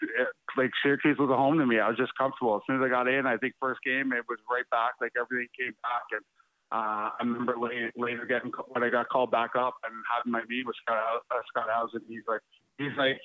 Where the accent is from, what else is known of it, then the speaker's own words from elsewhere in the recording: Ottawa, Ontario, Canada; I grew up in Ottawa, so it was close to home.